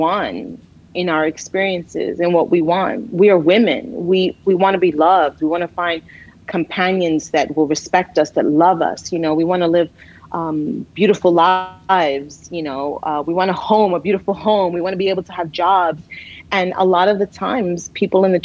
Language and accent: English; New York City, New York, United States; We grew up as Latinas in the Bronx, and our parents are, you know, Cuban Dominican